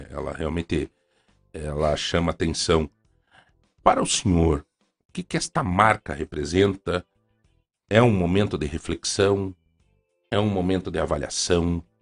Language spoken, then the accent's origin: Portuguese; Ponta Grossa, Paraná, Brazil; Dom Murilo, o senhor não me conhece, mas eu sou de Ponta Grossa.